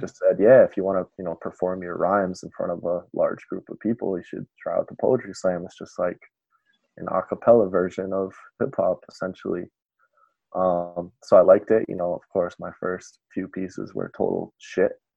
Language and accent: English; Bristol, Rhode Island, United States; now in Providence, United States; I grew up in Bristol um, my whole life. Um, I went to you know all the public schools in this area.